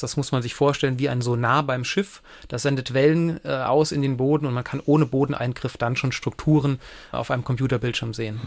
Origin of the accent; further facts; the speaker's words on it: Bliesgau, Saarland, Germany; ich bin zum Großteil im Bliesgau aufgewachsen. Also ich kenne ihn tatsächlich von Kindesbein